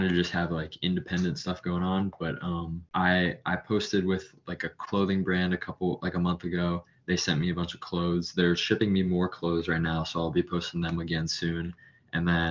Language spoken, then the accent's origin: English; Florida, United States; I'm from Florida